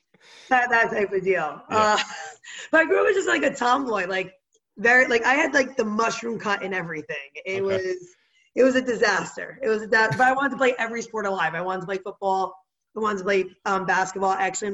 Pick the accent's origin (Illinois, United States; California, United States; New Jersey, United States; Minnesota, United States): New Jersey, United States; Cedar Grove; now in Jersey City, United States; So I grew up in Cedar Grove, New Jersey, but I reside in Jersey City, New Jersey right now. So it's like Jersey strong all the way through. Born, raised, everything about me is very Jersey.